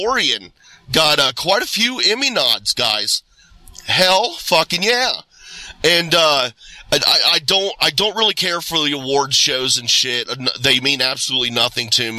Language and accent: English; Ohio, United States; I was born here and raised this small town here in Ohio, surrounded by cornfields and bean fields and hay.